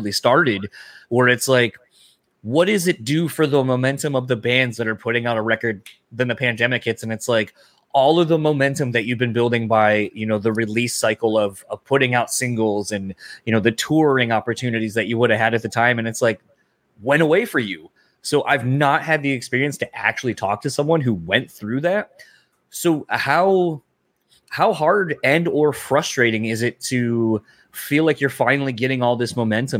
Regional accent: United States; I as an American, it's very hard to not look at the world and think of the world solely as I see it

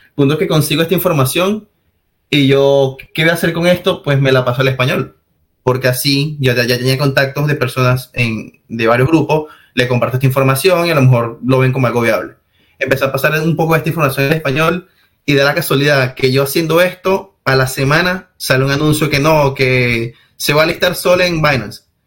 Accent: Venezuela; moved away as an adult; now in Spain

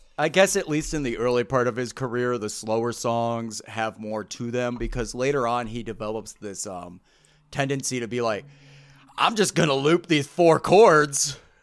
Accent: Midwest, United States; growing up in the Midwest

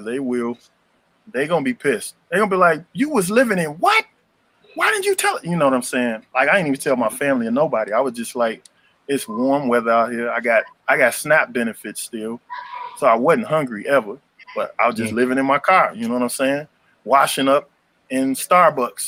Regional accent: Chicago, Illinois, United States; moved away; I'm from South Shore over there

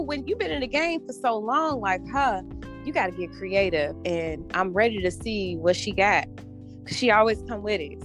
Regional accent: Chicago, Illinois, United States; I was raised here. I was born and raised here.

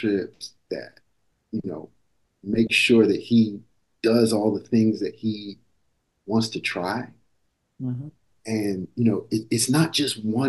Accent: Maryland, United States; moved away; I grew up in Maryland

